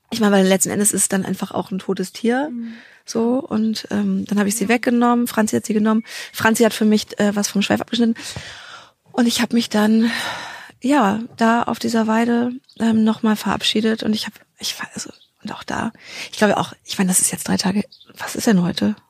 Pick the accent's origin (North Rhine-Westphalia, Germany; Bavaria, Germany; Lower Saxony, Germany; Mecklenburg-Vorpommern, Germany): North Rhine-Westphalia, Germany; NRW; bei uns in NRW